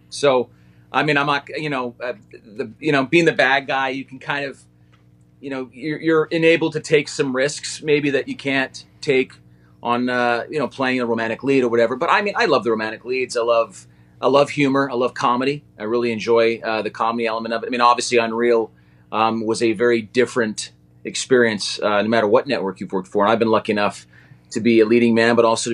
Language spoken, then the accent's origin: English; Calgary, Alberta, Canada; I was born in Calgary, Alberta, Canada.